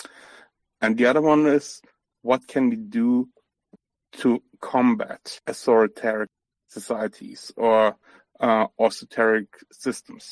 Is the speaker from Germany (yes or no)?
yes; Germany; I'm from Germany. I'm born, raised in Germany. My ancestry is all over Eastern Europe